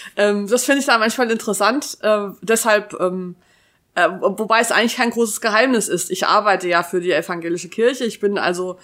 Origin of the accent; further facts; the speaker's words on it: Taunus, Hesse, Germany; ich bin in einem Dorf im Taunus groß geworden